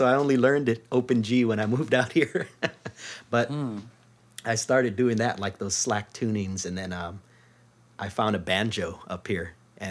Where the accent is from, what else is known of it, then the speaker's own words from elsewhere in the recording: Maui, Hawaii, United States; moved away as an adult; now in Seattle, United States; I'm from Maui.